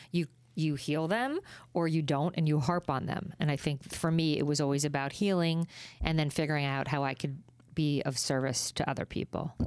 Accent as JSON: {"language": "English", "region": "New Jersey", "country": "United States", "said": "I'm a girl from Jersey"}